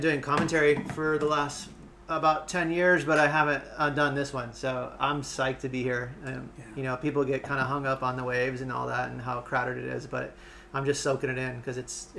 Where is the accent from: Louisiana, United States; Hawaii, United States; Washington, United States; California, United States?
Hawaii, United States; North Shore, Oahu; also born or lived in Toledo, Ohio; And I was born there in Toledo, Ohio, and we moved from Toledo, Ohio to the North Shore, Oahu.